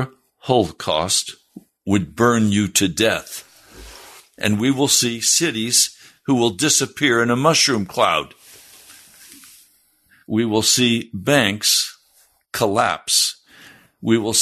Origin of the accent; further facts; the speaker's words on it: United States; as Americans